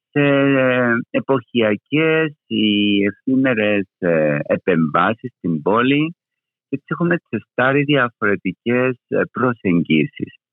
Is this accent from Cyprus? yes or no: yes; Famagusta, Famagusta District, Cyprus; also born or lived in Kaimakli, Nicosia; now in Nicosia, Cyprus; εγώ έχω ε, μετακομίσει στο Καϊμακλίν το 2007. Είμαι από την Αμόχαστο